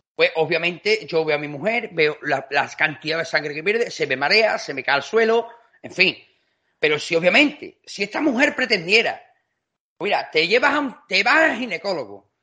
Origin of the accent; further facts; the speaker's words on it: Seville, Andalusia, Spain; moved away; also born or lived in Extremadura; Yo he nacido en Sevilla, pero como tengo tarjeta sanitaria de Extremadura, yo soy de Sevilla